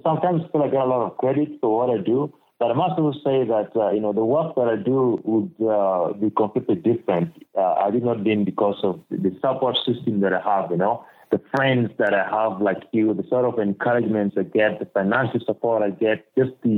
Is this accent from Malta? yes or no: no; Lira District, Northern Region, Uganda; also born or lived in Norway / Oklahoma, United States; I'm currently based in Uganda, and particularly in my hometown of Lira district, that's in northern Uganda.